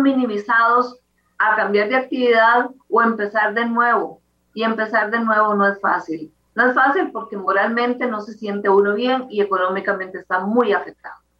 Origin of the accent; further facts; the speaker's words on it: Costa Rica; somos costarricenses que nos ganamos el día a día